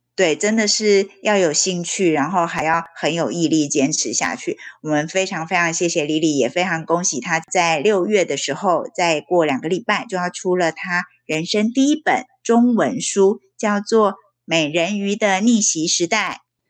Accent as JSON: {"language": "Chinese", "country": "Taiwan", "tie": "born or raised there", "said": "你跟我一样是在台湾受教育，然后国小、国中、高中到大学"}